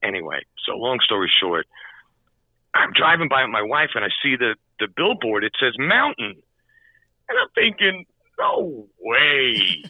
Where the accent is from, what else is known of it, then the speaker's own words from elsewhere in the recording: New York City, New York, United States; I grew up in Queens, Jackson Heights.